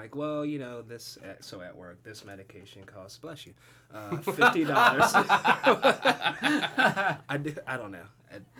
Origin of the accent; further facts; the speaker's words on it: New Jersey, United States; I'm from New Jersey.